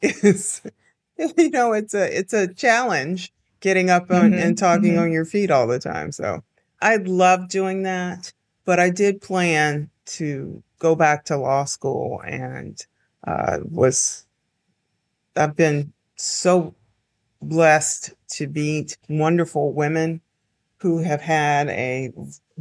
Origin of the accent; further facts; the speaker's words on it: Henderson, North Carolina, United States; I grew up in Henderson. It's a very small town.